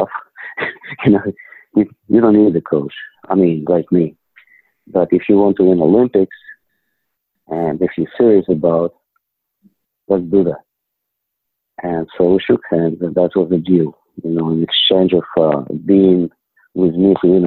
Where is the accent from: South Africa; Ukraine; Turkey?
Ukraine; English is a second language; moved away as an adult; now in United States; I'm from Ukraine.